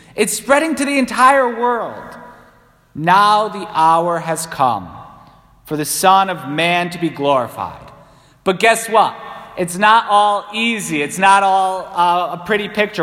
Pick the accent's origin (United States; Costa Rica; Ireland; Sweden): Ireland; I'm Irish